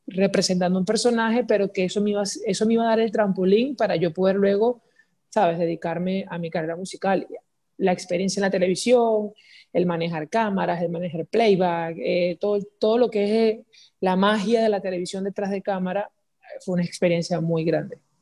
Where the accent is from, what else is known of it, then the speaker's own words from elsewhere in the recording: Guacara, Carabobo, Venezuela; also born or lived in Valencia, Venezuela / San Joaquín, Venezuela; yo nací en Valencia, pero me crié entre Guacara y San Joaquín